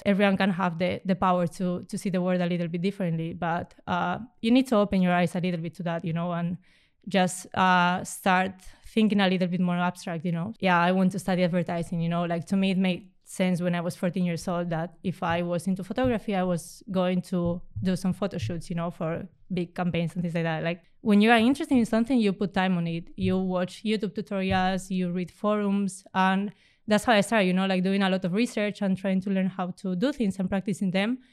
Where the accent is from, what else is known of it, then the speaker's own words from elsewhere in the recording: Spain; I come from Spain